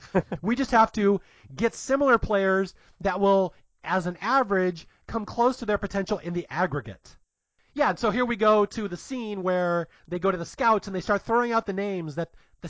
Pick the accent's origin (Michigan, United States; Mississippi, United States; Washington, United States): Washington, United States; Seattle; Growing up in Seattle